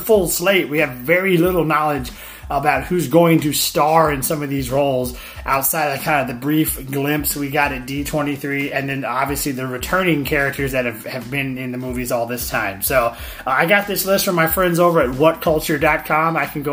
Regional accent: Florida, United States; Here in my home state of Florida

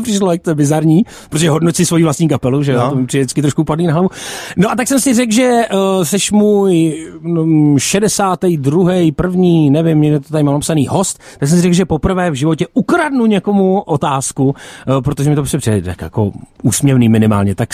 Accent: Liberec, Liberec Region, Czechia; Hele, je to tak, žiju v Liberci. Já jsem z Liberce, cesta byla daleká

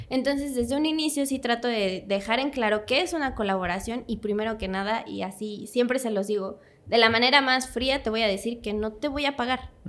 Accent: Puebla, Mexico; quiero entrar, soy de Puebla, si te sirve.

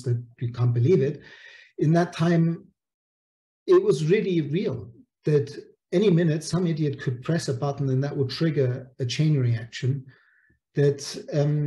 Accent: Munich, Bavaria, Germany; moved away; also born or lived in Italy; I grew up in Munich

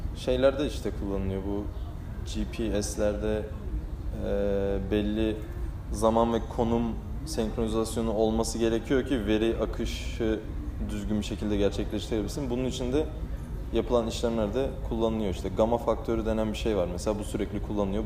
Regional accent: Balıkesir, Turkey

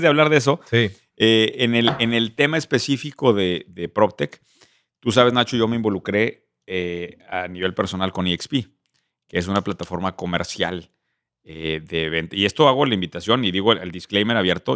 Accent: Querétaro, Mexico; Nos de Querétaro

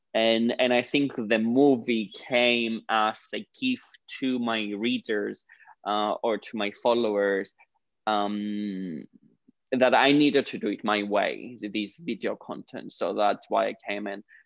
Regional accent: Cyprus; moved away as an adult; now in London, United Kingdom; I'm originally from Cyprus, uh, the Greek part of Cyprus.

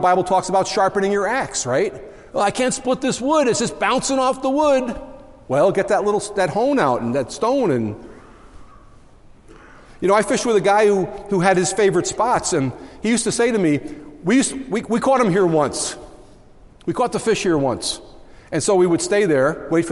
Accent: Long Island, New York, United States; moved away as an adult; now in Syracuse, United States; I come from Long Island originally.

